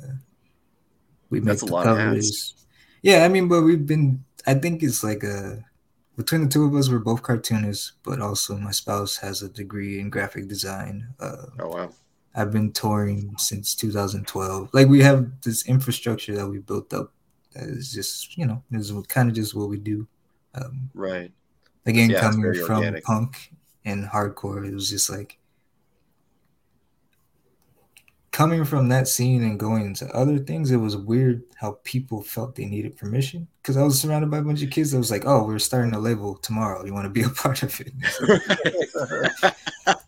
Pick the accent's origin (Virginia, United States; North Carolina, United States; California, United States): California, United States; Compton; I'm from Compton, but like